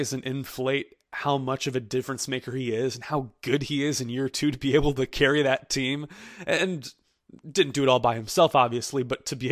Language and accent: English; St. Louis, Missouri, United States; moved away as an adult; also born or lived in Knoxville, Tennessee; I'm from St. Louis originally